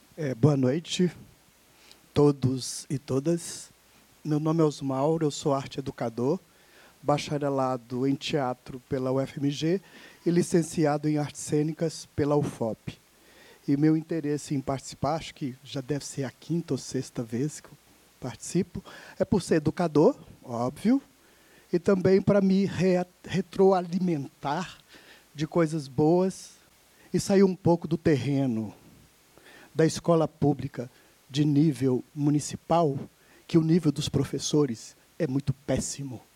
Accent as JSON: {"language": "Portuguese", "region": "Minas Gerais", "country": "Brazil", "said": "enquanto mineiro 100% de ferro no sangue"}